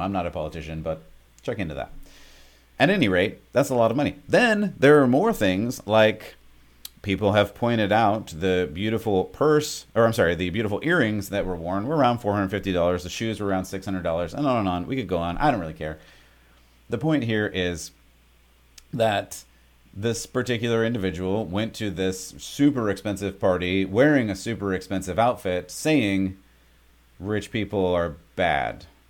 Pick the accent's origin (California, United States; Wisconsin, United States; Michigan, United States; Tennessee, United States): California, United States; moved away; I love the place that I grew up in California